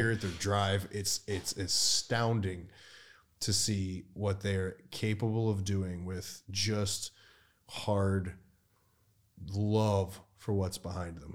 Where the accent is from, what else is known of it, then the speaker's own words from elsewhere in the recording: United States; my hometown of the United States.